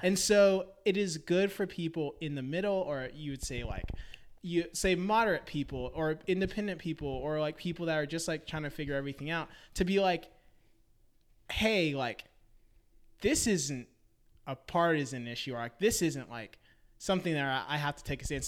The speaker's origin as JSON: {"language": "English", "town": "Memphis", "region": "Tennessee", "country": "United States", "tie": "born or raised there", "moved": "as an adult", "lives_now": "Nashville, United States", "said": "I'm originally from Memphis, Tennessee."}